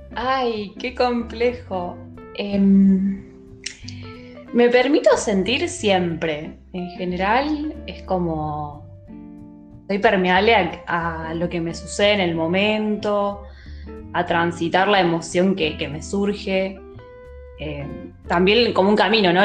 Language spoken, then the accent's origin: Spanish; Quilmes, Buenos Aires Province, Argentina; yo soy de Quilmes y es como un ícono de mi ciudad